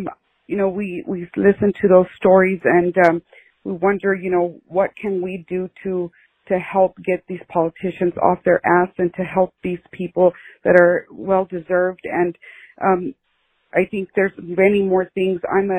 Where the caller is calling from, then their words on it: Texas, United States; Hi, Brittany. Hi, Jesse. … I'm from Texas.